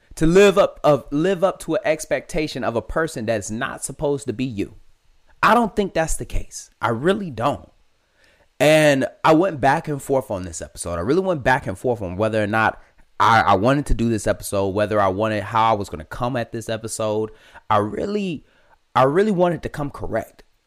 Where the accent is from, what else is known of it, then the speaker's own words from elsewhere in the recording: Detroit, Michigan, United States; born and raised in Detroit, Michigan, born and raised